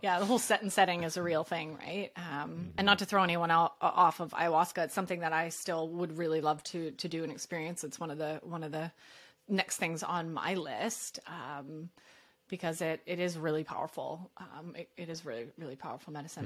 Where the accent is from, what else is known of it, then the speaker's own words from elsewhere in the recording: Canada; I'm Canadian.